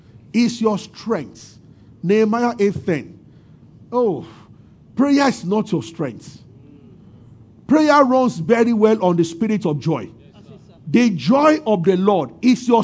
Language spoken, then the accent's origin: English; Abeokuta, Ogun State, Nigeria; I grew up in Abeokuta